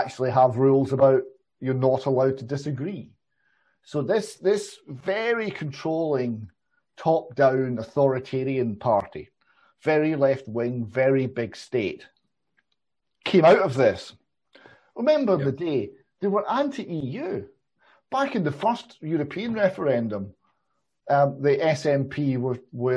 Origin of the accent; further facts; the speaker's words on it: Airdrie, Scotland, United Kingdom; so I was born in Airdrie in Lanarkshire